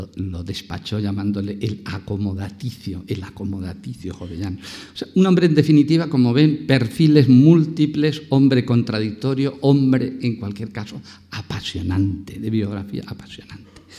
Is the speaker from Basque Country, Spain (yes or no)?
no; Valencian Community, Spain; soy valenciano